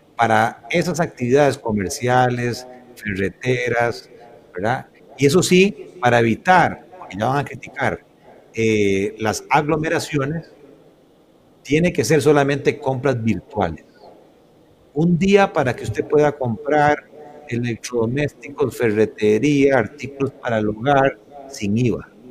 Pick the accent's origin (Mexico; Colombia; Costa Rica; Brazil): Costa Rica; me heredaron este país, me dieron la educación primaria, secundaria, universitaria también, prácticamente gratuita